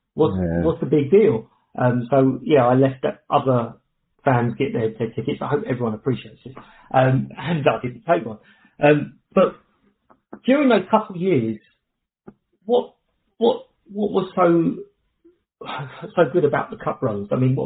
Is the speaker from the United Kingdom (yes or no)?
yes; London, United Kingdom; I was born and raised in Kilburn, North London.